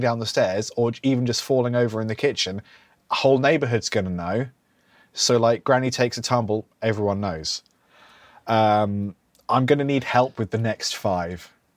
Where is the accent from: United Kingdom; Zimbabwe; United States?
United Kingdom; we're British